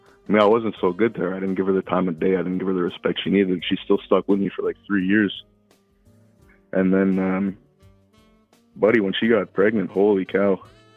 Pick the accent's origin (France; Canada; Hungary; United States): Canada; She's Canadian. I'm Canadian